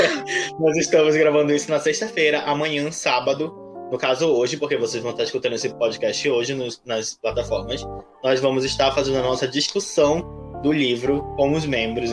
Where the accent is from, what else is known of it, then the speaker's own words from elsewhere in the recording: Amazonas, Brazil; Eu sou do Amazonas